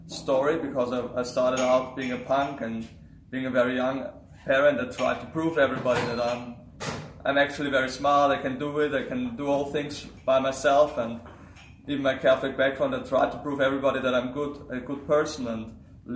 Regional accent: Vienna, Austria; I am from Austria. I'm nearby Vienna. That's my hometown.

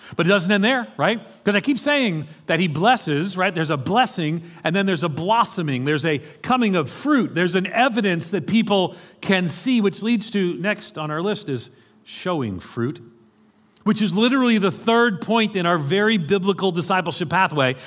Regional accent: New York City, New York, United States; accent: American; moved away; I grew up in, uh, in New York City.

